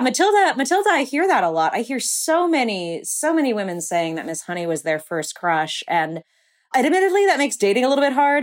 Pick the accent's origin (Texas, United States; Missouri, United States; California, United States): California, United States; Burbank; I grew up in Burbank, California